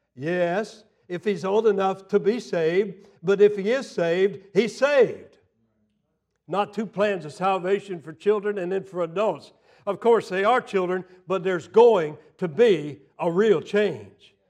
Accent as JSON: {"language": "English", "region": "Florida", "country": "United States", "tie": "born or raised there", "also_born_or_lived": "Tennessee", "moved": "yes", "said": "I grew up in Florida, and I grew up in the South, was educated in the South, in Tennessee"}